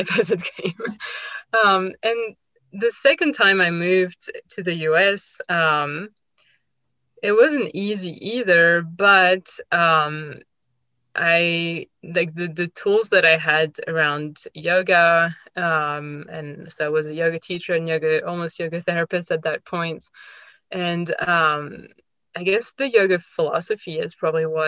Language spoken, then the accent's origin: English; France; moved away as an adult; also born or lived in Australia; now in United States; I grew up in France, and I've moved many times in my life. I moved to Australia when I was 21. I moved to the US a few years ago.